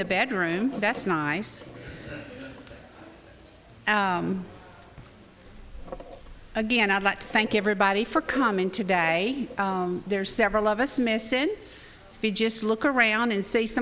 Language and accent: English; North Alabama, United States; I grew up in North Alabama where it was cold